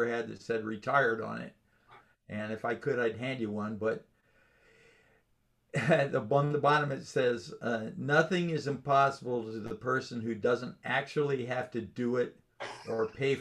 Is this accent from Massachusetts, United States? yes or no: no; Los Angeles, California, United States; when I was a kid in growing up in California in Los Angeles